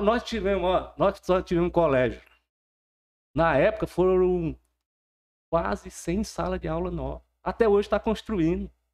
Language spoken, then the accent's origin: Portuguese; Porto Nacional, Tocantins, Brazil; sou de outubro, nasci aqui em Porto Nacional mesmo.